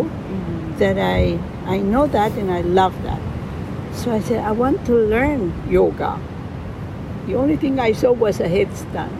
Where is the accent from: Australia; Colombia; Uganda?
Colombia; accent: Colombian; English is a second language; moved away as an adult; also born or lived in La Paz, Bolivia / Miami / Switzerland; I was born in La Paz, Bolivia. My mother was from there, my father was from Colombia. And when I got 6 years old, we moved to Colombia. My accent in Spanish is only Colombian